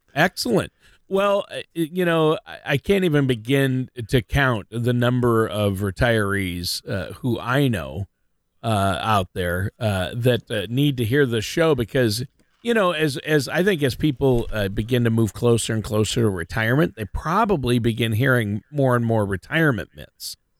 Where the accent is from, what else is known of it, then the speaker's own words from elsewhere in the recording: Minnesota, United States; I'm born and raised in Minnesota